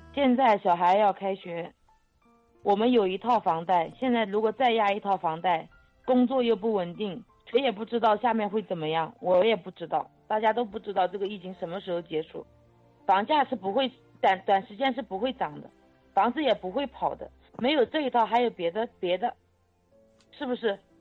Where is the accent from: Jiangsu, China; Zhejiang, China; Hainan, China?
Jiangsu, China; Gaoyou; now in Yangzhou, China; 我的老家在高邮，我们现在在扬州